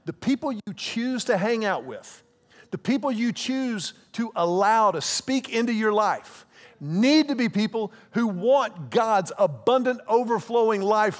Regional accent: Houston, Texas, United States; also born or lived in Austin / Dallas; When I was at the University of Texas, I came to Austin from Houston. After the University of Texas, I lived in Dallas.

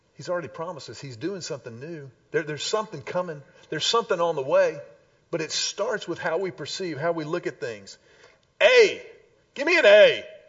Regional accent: Houston, Texas, United States; when I was a wee little lad growing up in Houston

